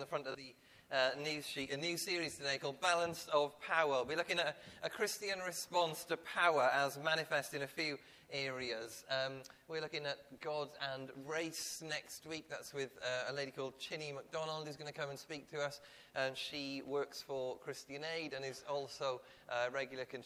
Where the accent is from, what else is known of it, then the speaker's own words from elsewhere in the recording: Ebbw Vale, Wales, United Kingdom; moved away as an adult; also born or lived in Oxford / Camberwell, London; now in London, United Kingdom; I'm from a little town in southeast Wales. You won't have heard of it. It's called Ebervale